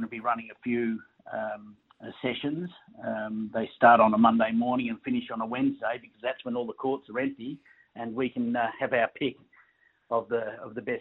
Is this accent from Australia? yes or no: yes; Euroa, Victoria, Australia; I'm from Euroa, about 150 kilometres north of Melbourne